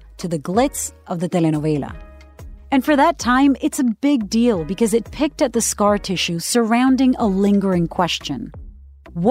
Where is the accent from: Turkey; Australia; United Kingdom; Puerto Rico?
Puerto Rico; I'm a CBS News correspondent born and raised in Puerto Rico, the cradle of reggaeton.